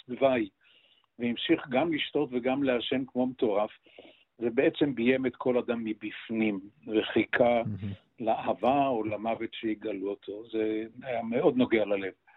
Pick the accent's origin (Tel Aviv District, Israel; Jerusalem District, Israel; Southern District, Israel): Jerusalem District, Israel; Jerusalem; also born or lived in Kiryat Anavim; אני נולדתי פיזית בהדסה הר הצופים ועזבתי את הקיבוץ שבו אה, חיו הוריי, זה קריית ענבים, אה. עזבתי אותו מסיבות אידיאולוגיות